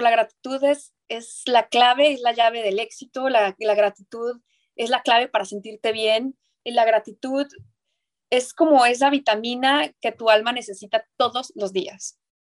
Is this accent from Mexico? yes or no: yes; northern Mexico, Mexico; soy norteña